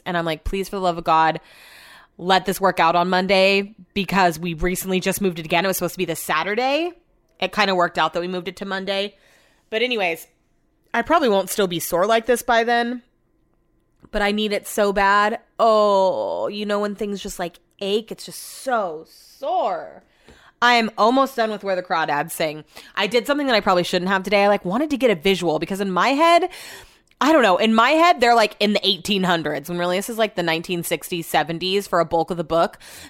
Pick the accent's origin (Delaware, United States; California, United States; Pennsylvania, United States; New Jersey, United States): California, United States; Yuba City; I'm from Yuba City. No offense, it's from Yuba City.